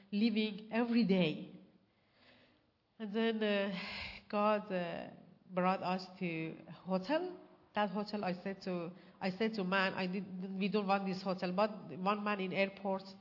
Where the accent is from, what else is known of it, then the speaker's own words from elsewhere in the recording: Iran; English is a second language; moved away as an adult; also born or lived in Malaysia; now in Australia; We came from Iran to Malaysia and Malaysia to here